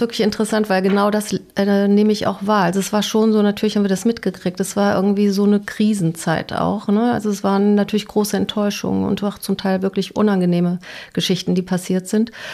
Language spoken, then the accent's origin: German; West Germany, Germany; moved away as an adult; also born or lived in Dresden / Basel; now in Bochum, Germany; als Westdeutsche, die dann im Osten war